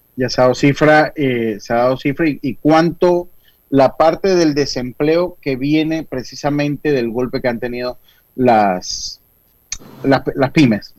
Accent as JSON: {"language": "Spanish", "country": "Panama", "said": "yo como panameño"}